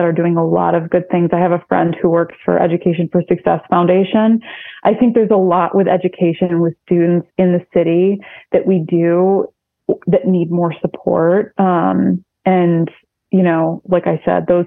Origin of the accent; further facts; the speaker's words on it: Syracuse, New York, United States; now in Rochester, United States; I grew up in Syracuse